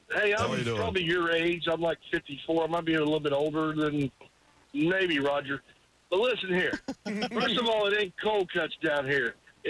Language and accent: English; Lakeland, Florida, United States; I'm a cracker from Lakeland, Florida